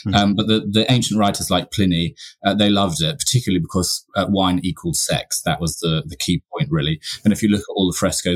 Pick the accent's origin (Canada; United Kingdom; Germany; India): United Kingdom; York, Yorkshire and the Humber; Yorkshire. I was born in York. I was brought up on the moors.